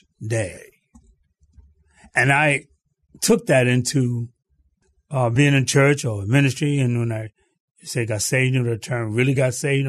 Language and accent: English; New York City, New York, United States; Well, growing up in Harlem. I grew up in Harlem, New York City.